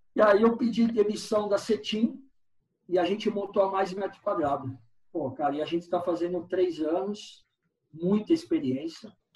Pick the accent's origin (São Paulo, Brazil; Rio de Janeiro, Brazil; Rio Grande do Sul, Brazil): São Paulo, Brazil; sou de São Paulo